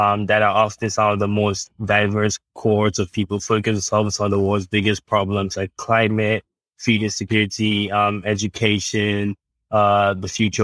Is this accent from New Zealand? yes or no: no; Ghana; moved away as an adult; also born or lived in United States / London; I was born and raised in Ghana. I moved to the US for college